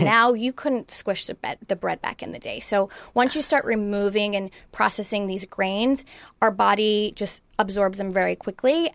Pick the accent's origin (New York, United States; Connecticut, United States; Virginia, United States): New York, United States; Long Island; moved away; I grew up in New York, um, in Long Island, and I grew up on pizza, pasta, and bagels